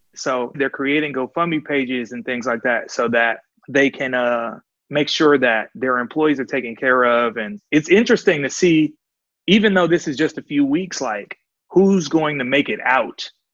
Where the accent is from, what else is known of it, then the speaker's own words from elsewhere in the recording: Oakland, California, United States; from Havens Court, right between East 14th and MacArthur